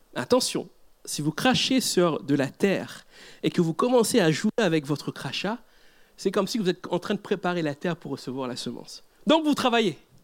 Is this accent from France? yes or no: no; Mauritius; Je viens d'Afrique, mais d'un Afrique un peu plus à droite, c'est l'île Maurice